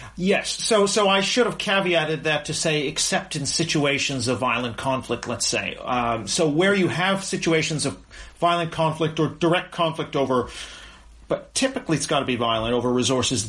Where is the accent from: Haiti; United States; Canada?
Canada; as a Canadian